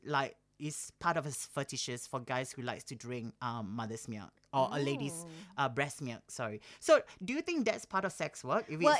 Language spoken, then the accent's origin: English; Singapore; I was surrounded with all the people that I grew up back in Singapore as well.